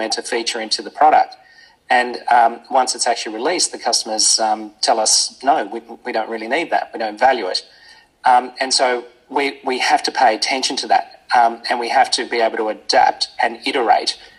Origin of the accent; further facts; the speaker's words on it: Australia; as an Australian